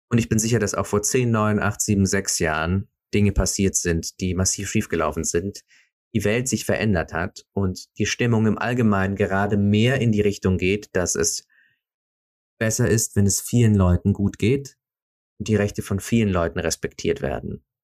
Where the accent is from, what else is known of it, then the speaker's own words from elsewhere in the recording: Switzerland; Uh, Schweiz, also wie gesagt, ich bin Schweizer, also darf ich ein paar Sachen über die Schweiz sagen.